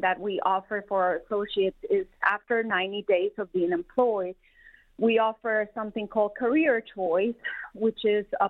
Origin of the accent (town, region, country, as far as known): Colombia; born or raised there; moved away as an adult; also born or lived in South Carolina; now in Detroit, United States